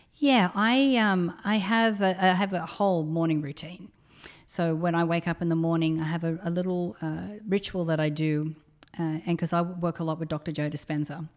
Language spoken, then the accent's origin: English; Australia; moved away; I'm an Australian